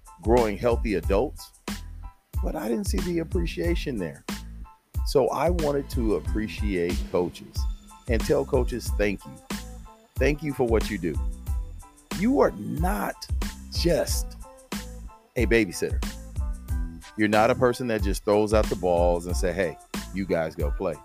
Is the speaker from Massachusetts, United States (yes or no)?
no; San Diego, California, United States; accent: Southern drawl; now in Houston, United States; I grew up in sunny Southern California, San Diego to be exact